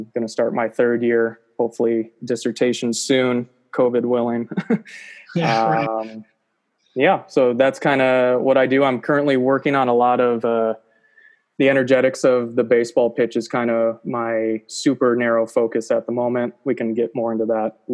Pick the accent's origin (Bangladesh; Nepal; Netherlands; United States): United States; Spring Lake, Michigan; moved away as an adult; now in Auburn, United States; I am originally from Spring Lake, Michigan